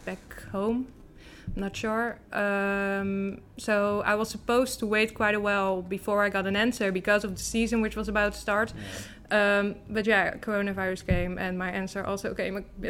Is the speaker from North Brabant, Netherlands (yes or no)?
no; Maassluis, South Holland, Netherlands; my hometown is partly Westland and partly Rotterdam